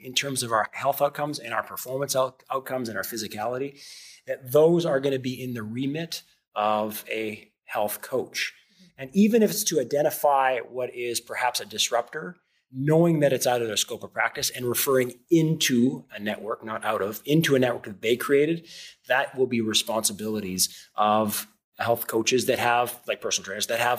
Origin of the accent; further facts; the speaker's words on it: Canada; moved away as an adult; also born or lived in Noosa, Australia; now in United States; as a Canadian, even though I live in America now